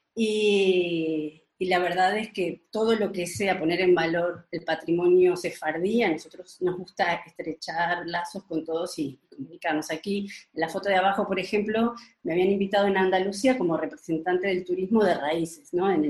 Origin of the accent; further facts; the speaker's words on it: Uruguay; now in Spain; nací en Uruguay